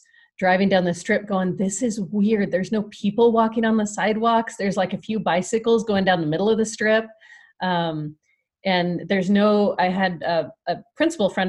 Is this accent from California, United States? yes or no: yes; Big Bear, California, United States; moved away as an adult; now in Las Vegas, United States; I grew up in Southern California in a little mountain community in Big Bear